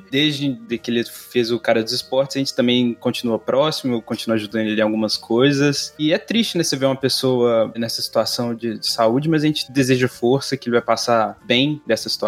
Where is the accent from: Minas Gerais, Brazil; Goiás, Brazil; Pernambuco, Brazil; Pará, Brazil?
Minas Gerais, Brazil; eu sou de Minas